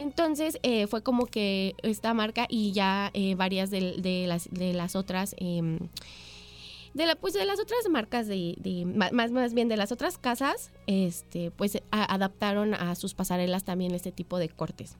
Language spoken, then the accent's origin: Spanish; Mexico; nosotros como sociedad mexicana somos, nos gusta exagerar en las fiestas